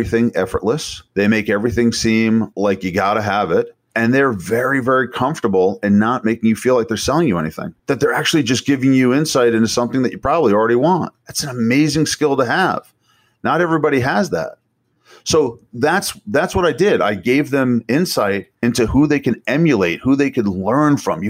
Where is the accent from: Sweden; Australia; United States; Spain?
United States; New York; I'm from New York.